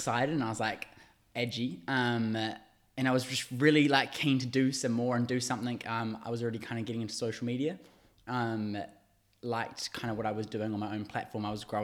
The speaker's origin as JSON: {"language": "English", "town": "Waiuku", "region": "Auckland", "country": "New Zealand", "said": "I am originally from South Auckland, a little town called Waiuku. I moved out to the city to do uni"}